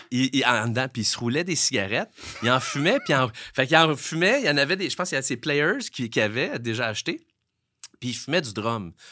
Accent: Montreal, Quebec, Canada; Moi, je viens de Montréal, je viens de la Chine

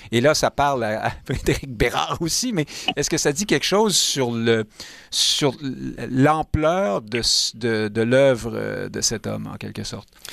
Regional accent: Montreal, Quebec, Canada; Je suis montréalais depuis toujours

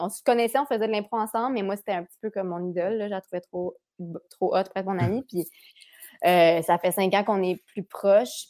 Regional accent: Quebec City, Quebec, Canada; now in Montreal, Canada; Cap Rouge, euh, c'est mon patelin

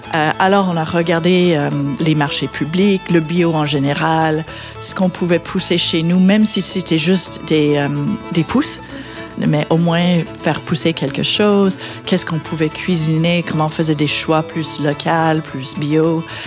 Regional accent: London, Ontario, Canada; moved away as an adult; also born or lived in United States; now in Quebec, Canada; j'ai grandi en Ontario, à London

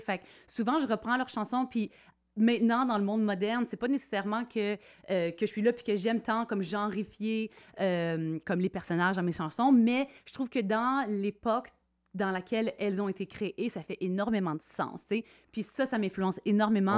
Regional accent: Quebec, Canada; moved away as an adult; also born or lived in Hay River, Northwest Territories; now in Whitehorse, Canada; Je suis originaire du Québec, mais depuis 2007, j'habite euh, à Whitehorse

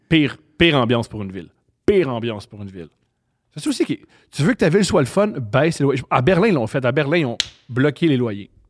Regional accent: Montreal, Quebec, Canada; je suis, né à Montréal, j'ai grandi à Montréal et j'ai adoré mon enfance

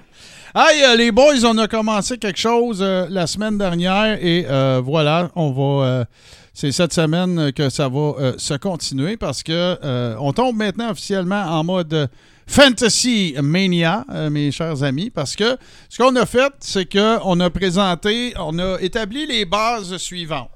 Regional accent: Témiscamingue, Quebec, Canada; moved away; je viens du Témiscamingue

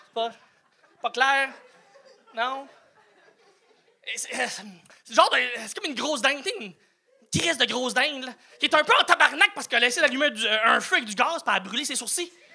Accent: New Brunswick, Canada; J'ai grandi au Nouveau-Brunswick, Nouveau-Brunswick

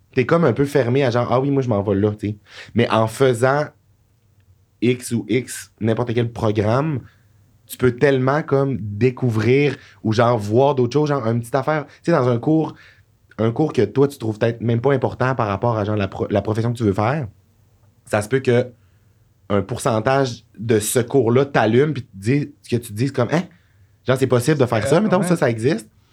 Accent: Jonquière, Quebec, Canada; accent: Saguenay; moved away; je viens de Jonquière

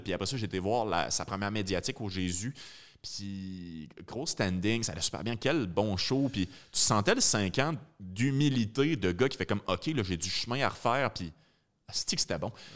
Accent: Rawdon, Quebec, Canada; je viens de Rawdon

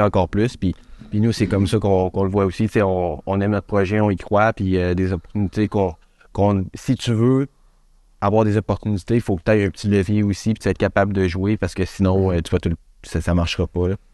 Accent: Quebec City, Quebec, Canada; on vient de Québec.

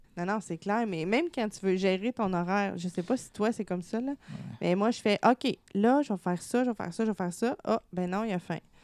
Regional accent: Gatineau, Quebec, Canada; je viens de Gatineau

